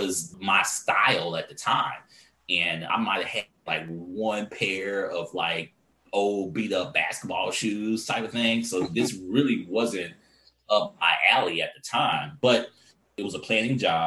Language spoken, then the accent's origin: English; Houston, Texas, United States; also born or lived in Dallas; I'm from Houston